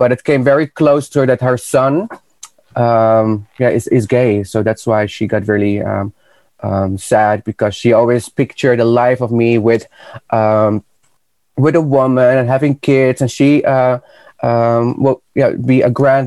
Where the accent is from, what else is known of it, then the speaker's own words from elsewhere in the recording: Netherlands; also born or lived in Peru; Even though I moved from Peru away to Holland when I was four and a half years